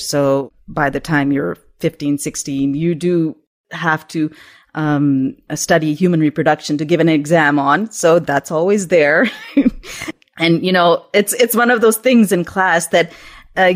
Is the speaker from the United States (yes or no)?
no; Pakistan; When I was growing up in Pakistan, we used to have satellite TV at that time